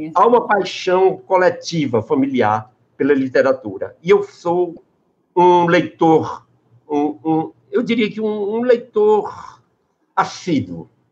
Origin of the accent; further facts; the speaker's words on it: Crato, Ceará, Brazil; also born or lived in Sertão dos Inhamuns, Ceará; eu nasci no sertão, no sertão dos Inhamuns, e depois me criei no Crato